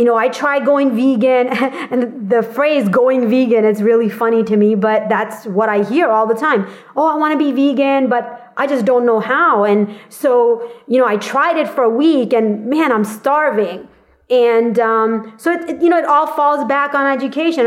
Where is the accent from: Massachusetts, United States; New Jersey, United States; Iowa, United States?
Massachusetts, United States; Boston; now in California, United States; I grew up in Massachusetts in Boston area, and truthfully, going to high school there